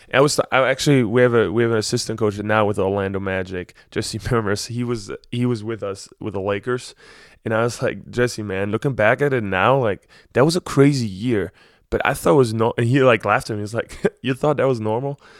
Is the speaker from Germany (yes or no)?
yes; Berlin, Germany; moved away as an adult; also born or lived in Ann Arbor, Michigan; I'm from Berlin